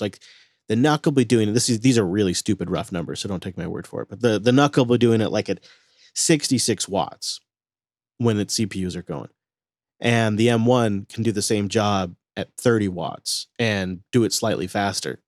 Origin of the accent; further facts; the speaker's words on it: Washington, United States; my home state of Washington